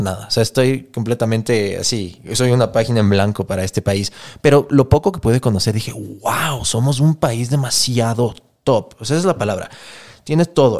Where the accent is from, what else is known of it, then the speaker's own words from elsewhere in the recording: Ecuador; moved away as an adult; also born or lived in Los Angeles, United States; somos algunos ecuatorianos